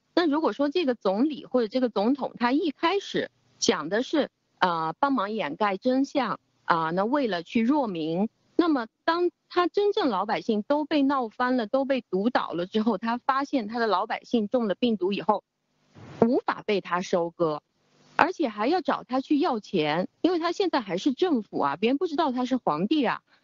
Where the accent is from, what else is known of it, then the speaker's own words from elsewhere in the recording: China; 我们中国人从小，其实我们所有接受的教育，呃，就是一个服从